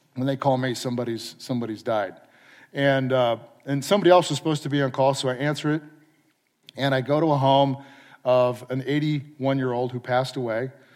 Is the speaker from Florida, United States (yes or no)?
no; San Clemente, California, United States; moved away as an adult; also born or lived in Oregon / Palo Alto / Austin, Texas; I grew up in San Clemente